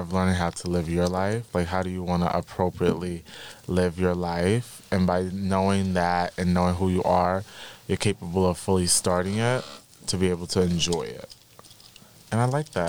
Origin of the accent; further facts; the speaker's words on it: New York City, New York, United States; I'm from the Bronx